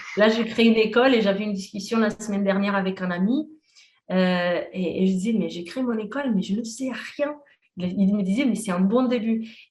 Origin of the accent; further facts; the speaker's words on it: Portugal; moved away; j'ai fait mes études au Portugal, je suis portugaise